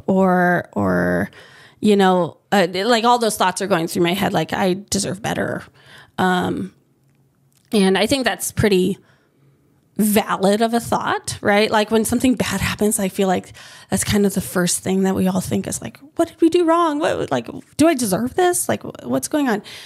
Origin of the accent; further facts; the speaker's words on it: United States; moved away as an adult; now in Hawaii, United States; where I grew up, um, like my high school, there was my family and one other family that was Filipino.